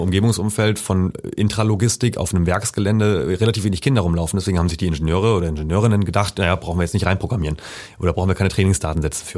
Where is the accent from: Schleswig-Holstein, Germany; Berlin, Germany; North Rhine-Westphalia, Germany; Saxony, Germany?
Schleswig-Holstein, Germany; now in Leipzig, Germany; ich komme ja ursprünglich aus Schleswig-Holstein